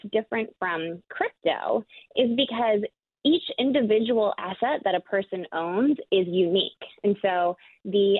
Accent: a suburb of Milwaukee, Wisconsin, United States; also born or lived in San Francisco Bay Area; now in San Francisco, United States; I grew up in Wisconsin, and I am right just a hop and a skip away is where I had my childhood from

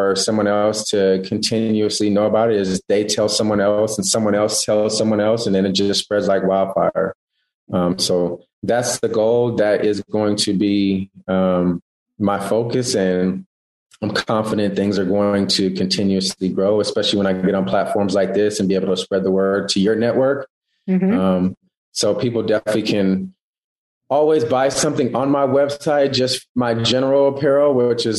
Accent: East Palo Alto, California, United States; moved away as an adult; also born or lived in Texas; my hometown, which is East Palo Alto Menlo Park

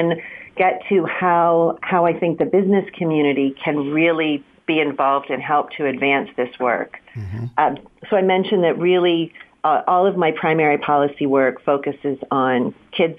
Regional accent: Pittsburgh, Pennsylvania, United States; moved away as an adult; now in Santa Clara County, United States; I was born and raised in Pittsburgh

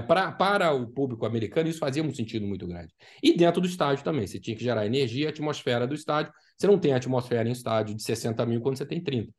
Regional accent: Brazil; now in Orlando, United States; para a gente, como brasileiro

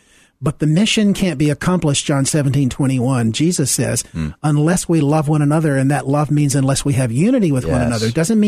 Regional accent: Deep South, United States; Well, I grew up in the Deep South, in the pre-civil rights era, in a Christian home, a very committed, faithful Christian home, in a white segregated church

